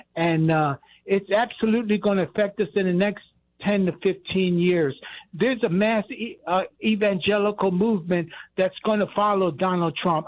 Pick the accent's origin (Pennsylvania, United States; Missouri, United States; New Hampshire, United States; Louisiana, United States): Pennsylvania, United States; Philadelphia; I'm from, uh, I'm from Philadelphia.